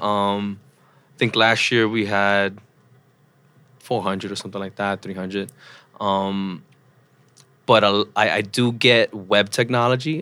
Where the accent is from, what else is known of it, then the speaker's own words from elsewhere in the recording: New York City, New York, United States; also born or lived in Troy, New York; I grew up in the Upper West Side of Manhattan